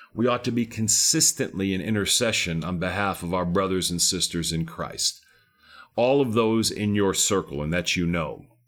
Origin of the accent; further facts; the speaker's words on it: Texas, United States; I'm a Texan down here